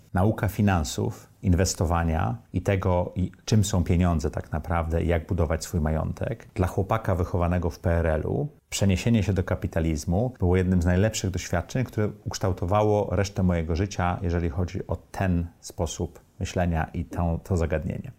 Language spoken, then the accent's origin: Polish; Tricity, Pomeranian Voivodeship, Poland; moved away as an adult; also born or lived in New York, United States; now in Warsaw, Poland; Urodziłem się w Trójmieście, mieszkałem i w Sopocie, i w Gdyni, i w Gdańsku